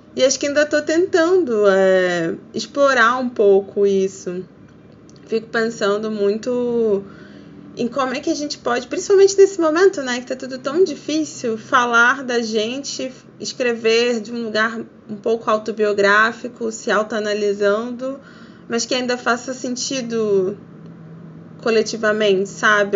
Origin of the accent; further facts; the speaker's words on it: Rio de Janeiro, Brazil; eu sou do Rio de Janeiro